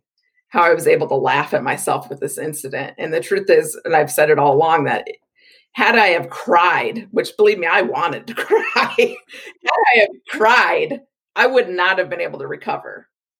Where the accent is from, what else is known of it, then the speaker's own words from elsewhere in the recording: Maquoketa, Iowa, United States; now in Wisconsin, United States; I grew up in Maquoketa, Iowa, which is just south of Dubuque. We're surrounded by cornfields. The town I grew up in was about 6,000 people